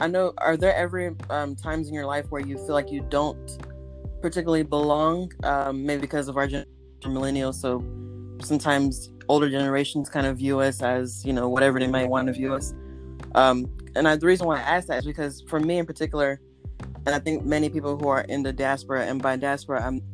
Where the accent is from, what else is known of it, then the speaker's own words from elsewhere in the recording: Charlotte, North Carolina, United States; moved away as an adult; also born or lived in Enugu State, Nigeria; now in Newark, United States; I've lived the greater part of my life in the U.S., the beautiful city of Charlotte, North Carolina